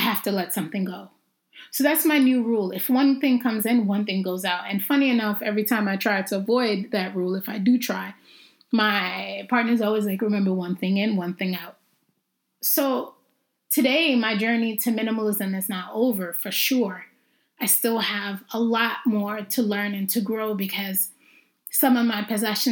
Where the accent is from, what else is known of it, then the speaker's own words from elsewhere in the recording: Jamaica; also born or lived in Brooklyn, New York / Harlem, Manhattan, New York; I'm Jamaican